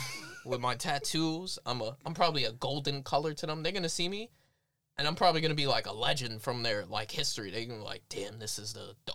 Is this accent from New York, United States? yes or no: yes; New York City, New York, United States; I'm from Brooklyn, baby.